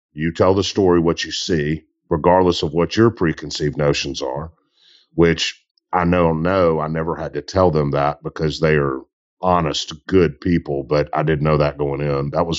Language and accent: English; Mississippi Delta, United States; I am from the Delta South, where cotton is king